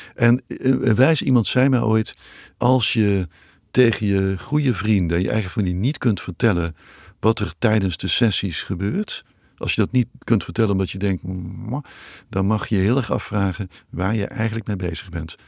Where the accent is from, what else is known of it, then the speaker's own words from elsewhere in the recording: Netherlands; ik ben in Nederland nog opgegroeid